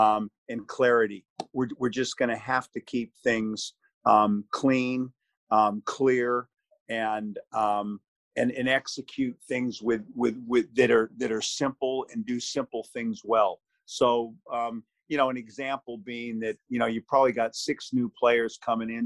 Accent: California, United States; now in Wollongong, Australia; I'm originally from California

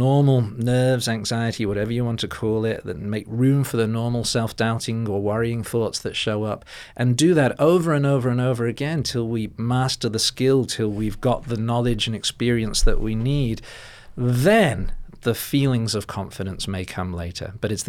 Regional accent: England, United Kingdom; now in Australia; because I'm from England originally, but you know, I think of myself as Aussie now

